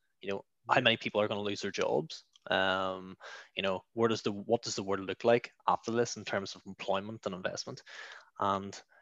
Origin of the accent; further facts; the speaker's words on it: Clockfern, Northern Ireland, United Kingdom; now in Bangor, United Kingdom; I'm originally from Clockfern. Which I'm sure some of you have seen on the news recently. And I now hail from Bangor.